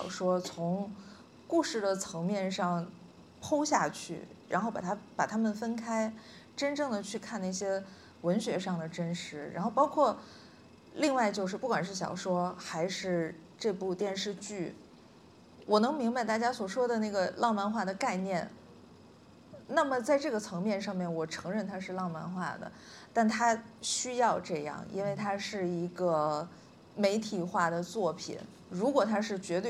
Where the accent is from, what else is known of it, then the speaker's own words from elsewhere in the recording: Northeast China, China; 对你不能说，因为我们都是东北人，或者说我们写相同的题材